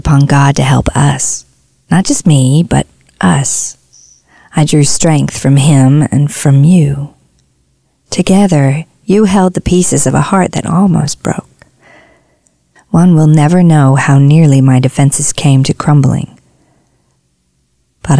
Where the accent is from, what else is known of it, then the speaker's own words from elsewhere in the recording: Tyler, Texas, United States; When I was a kid, we had a pecan tree in our front yard in Tyler, Texas